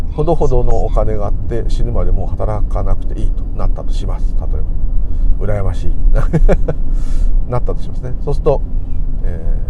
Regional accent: Tokyo, Japan; 私東京の人なんでいつも親戚に混じって東京の悪口を聞いてることが多々あった

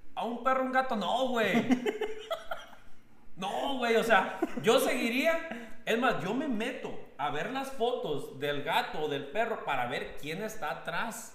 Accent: Barra de Navidad, Jalisco, Mexico; now in Jasper, Canada; si yo vuelvo a, volver a Barra

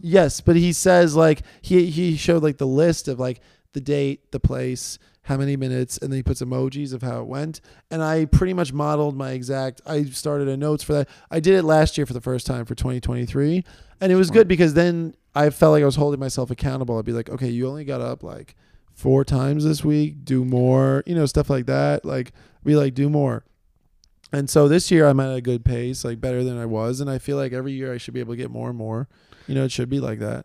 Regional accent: New York City, New York, United States; I'm from New York

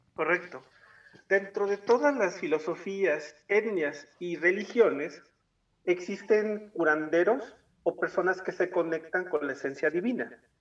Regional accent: Tuxtla Gutiérrez, Chiapas, Mexico; now in San Cristóbal de las Casas, Mexico; como nací en Tuxtla, pero me vine a vivir a los Altos de Chiapas

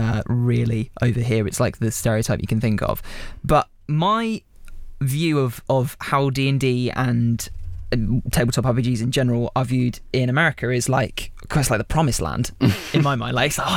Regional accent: United Kingdom; I'm from the UK

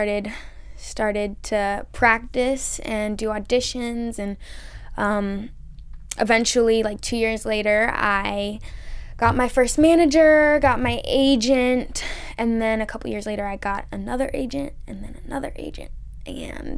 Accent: Columbia, South Carolina, United States; I'm from Columbia, which is the capital

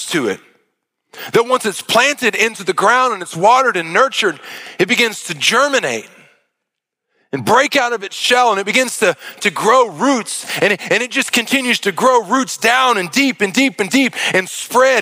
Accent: Arkansas, United States; I'm from Arkansas

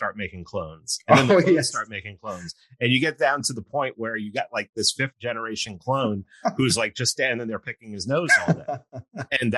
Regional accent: New York City, New York, United States; I grew up in New York City

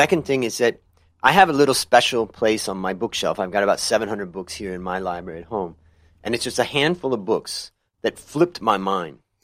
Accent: Ohio, United States; moved away as an adult; also born or lived in California; now in Thailand; I grew up in Ohio

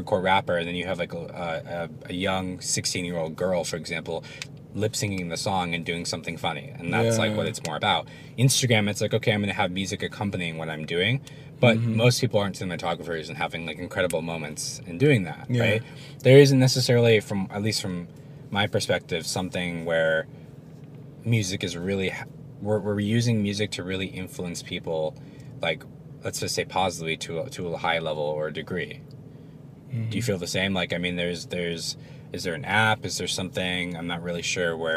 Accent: Virginia, United States; It was Virginia. Yeah. Okay. My home state

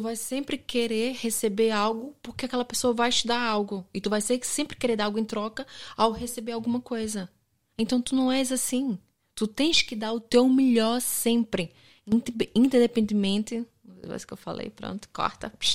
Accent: Brazil; accent: Brazilian; moved away as an adult; now in Portugal

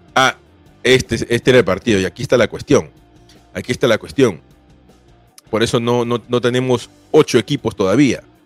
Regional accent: Peru; yo soy peruano

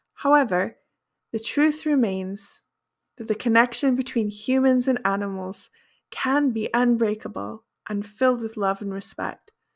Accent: United Kingdom; first language English; also born or lived in Brazil; I am a British native English speaker

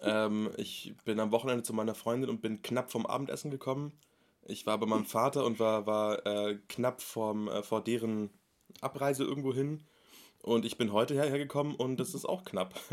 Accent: Munich, Bavaria, Germany; ich bin 23 Jahre alt, ich komme aus München

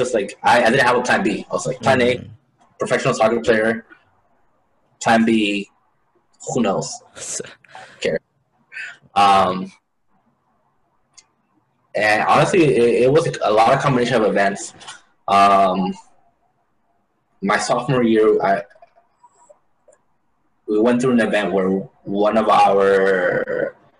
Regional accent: Hayward, California, United States; also born or lived in El Paso, Texas / Ciudad Juarez, Chihuahua, Mexico; And then in the middle of that fifth year of my life, we actually packed it up and went to Hayward, California

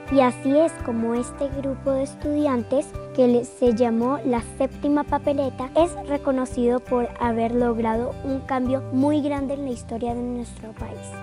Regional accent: Bogotá, Colombia; tengo 10 años y nací en Bogotá

